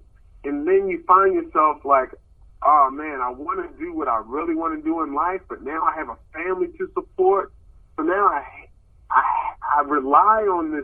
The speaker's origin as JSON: {"language": "English", "town": "Baltimore", "region": "Maryland", "country": "United States", "also_born_or_lived": "Sacramento, California", "moved": "yes", "said": "I'm from Baltimore, Maryland, but Sacramento is like my comedy home"}